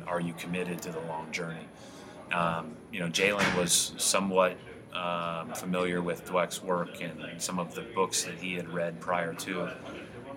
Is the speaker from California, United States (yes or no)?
no; Indiana, United States; I was born in Indiana